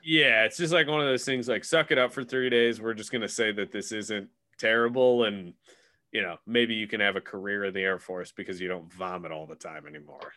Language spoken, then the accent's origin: English; Illinois, United States; I'm from Illinois.